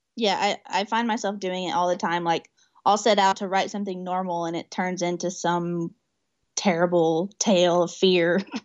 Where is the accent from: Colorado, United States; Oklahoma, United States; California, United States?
Oklahoma, United States; Newcastle; I'm in Newcastle, Oklahoma, which is my hometown.